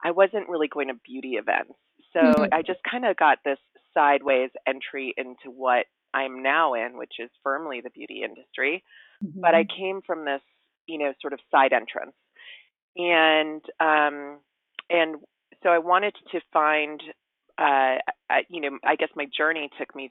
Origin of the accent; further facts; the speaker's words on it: Hawaii, United States; I grew up in Hawaii in a very beautiful environment